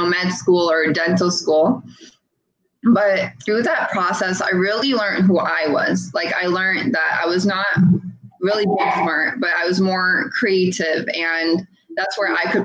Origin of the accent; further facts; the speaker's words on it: India; I'm an Indian